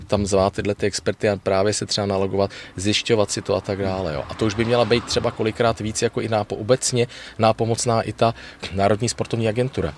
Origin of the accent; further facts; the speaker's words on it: Prague, Czechia; já jsem rodilej Pražák